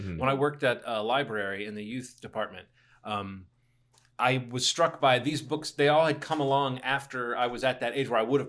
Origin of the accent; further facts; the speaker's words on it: Alabama, United States; Growing up in Alabama, nothing but the good book.